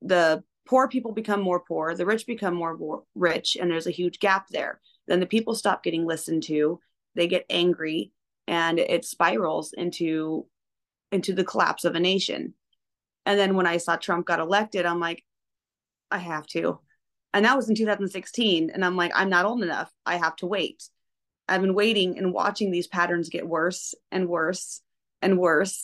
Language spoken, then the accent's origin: English; Eugene, Oregon, United States; also born or lived in Cottage Grove, Oregon; I was born in Cottage Grove, where the hospital is no longer there anymore. So, and then we grew up primarily in Eugene.